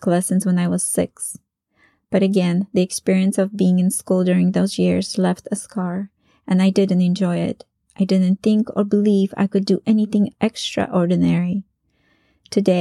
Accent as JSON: {"language": "English", "country": "Poland", "second_language": "English", "moved": "as an adult", "said": "I returned to Poland"}